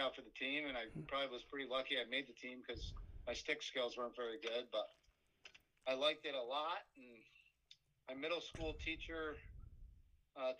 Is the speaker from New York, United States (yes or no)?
yes; Fairport, New York, United States; I moved from one side of my hometown of Fairport to the other side